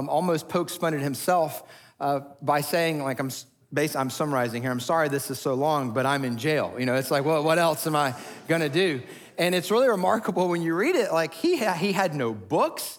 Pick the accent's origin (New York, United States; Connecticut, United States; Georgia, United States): Georgia, United States; Atlanta; moved away as an adult; We moved to the metro Atlanta area when I was about 4 years old